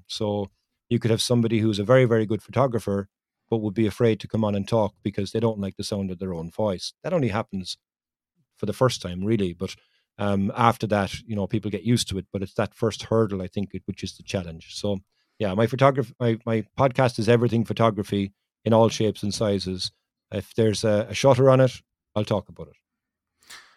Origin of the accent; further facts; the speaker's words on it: Ireland; it's much easier for me to talk to somebody being from Ireland